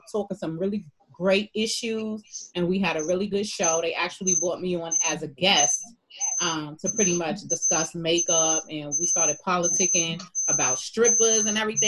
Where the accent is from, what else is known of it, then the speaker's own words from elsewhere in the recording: New York City, New York, United States; now in Atlanta, United States; I'm originally from Brooklyn, New York. Brooklyn in the house, but now I have relocated to Atlanta.